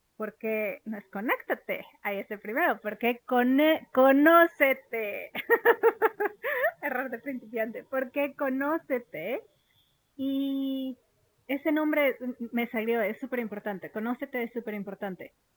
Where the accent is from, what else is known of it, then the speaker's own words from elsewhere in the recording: Mexico; moved away as an adult; also born or lived in London; yo crecí en México